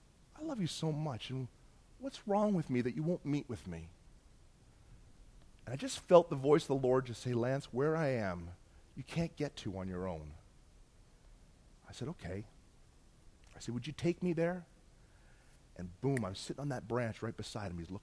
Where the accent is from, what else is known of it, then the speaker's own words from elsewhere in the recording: Bolton, Ontario, Canada; I grew up in Bolton, Ontario